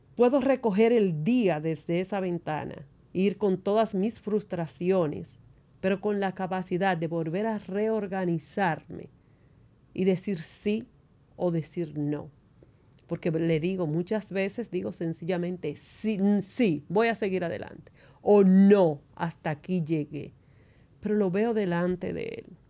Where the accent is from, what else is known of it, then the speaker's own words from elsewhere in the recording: San Juan de la Maguana, San Juan, Dominican Republic; soy de San Juan de la Maguana, una provincia del sur. Vivía en una casa de madera